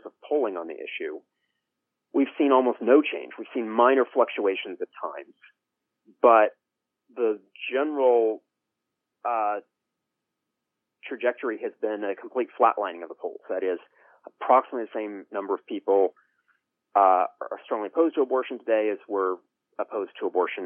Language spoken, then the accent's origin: English; United States